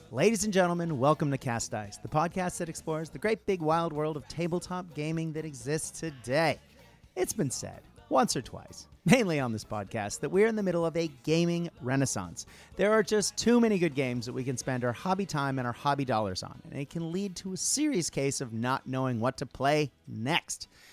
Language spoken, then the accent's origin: English; United States; moved away as an adult; now in Australia; as an American who moved to Australia, God, forever ago